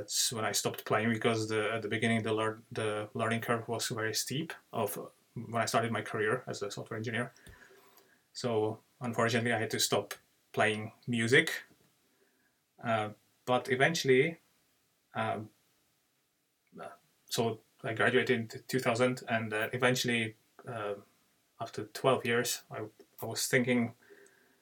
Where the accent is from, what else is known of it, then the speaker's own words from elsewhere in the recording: Czechia; moved away as an adult; now in Dublin, Ireland; I live in Ireland, but I'm from Czech Republic, which is a small country in the Central Europe.